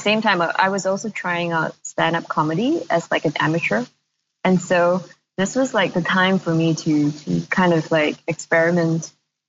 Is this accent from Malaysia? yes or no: yes; Malaysia; moved away; also born or lived in Singapore; It's weird because I am from Malaysia, but I hadn't been living in Malaysia for over a decade, more than that, before I moved back.